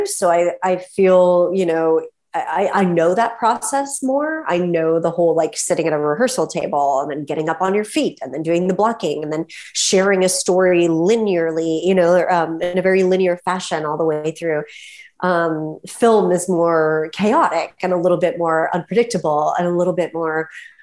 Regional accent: Topeka, Kansas, United States; moved away as an adult; now in Brooklyn, New York, United States; I grew up in Kansas.

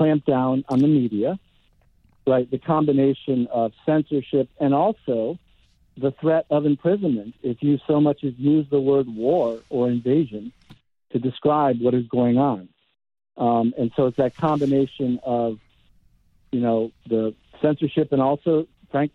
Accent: United States; as an American

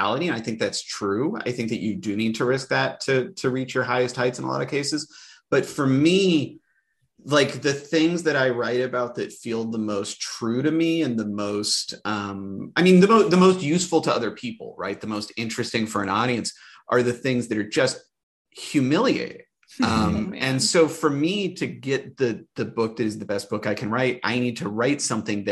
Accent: Indianapolis, Indiana, United States; I grew up essentially in the Arthur Jordan YMCA in Indianapolis, where my mom worked a bajillion hours a week all the time

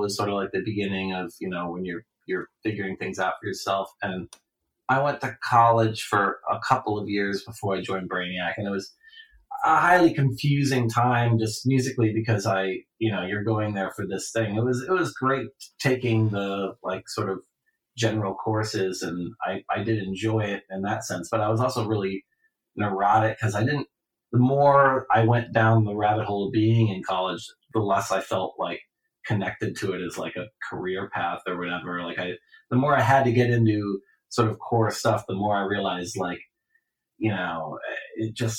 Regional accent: Ohio, United States; in the Midwest, growing up in Ohio.

